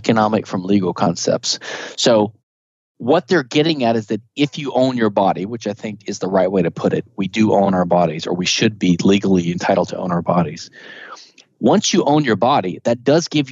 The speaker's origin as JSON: {"language": "English", "area": "the South", "region": "Southern United States", "country": "United States", "said": "I'm a Southerner"}